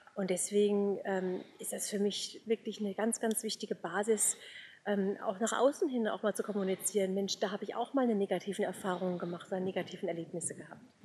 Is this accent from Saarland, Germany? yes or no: no; Offenbach, Hesse, Germany; now in Bavaria, Germany; ich komme ursprünglich aus Offenbach